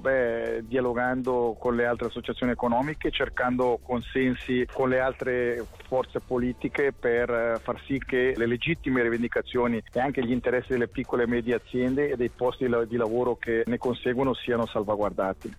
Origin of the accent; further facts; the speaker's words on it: Ticino, Switzerland; da ticinese posso sicuramente portare la sensibilità del nostro cantone